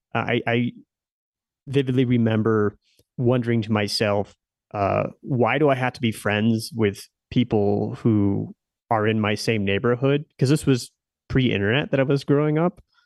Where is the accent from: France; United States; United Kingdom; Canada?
United States; Nebraska; moved away as an adult; also born or lived in Silicon Valley; I stayed pretty close. Um, to my hometown